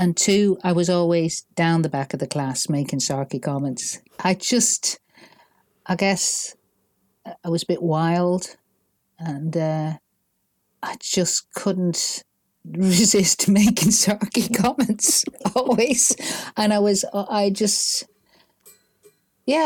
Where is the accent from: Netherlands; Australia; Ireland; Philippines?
Ireland; accent: Northern; moved away as an adult; also born or lived in Manchester, England; 6 when we moved to Ireland, and it was such a difference from Manchester